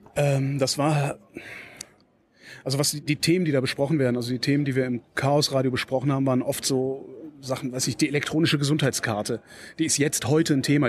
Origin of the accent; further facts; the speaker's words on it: Cologne, North Rhine-Westphalia, Germany; now in Berlin, Germany; ich bin ein gebürtiger Kölner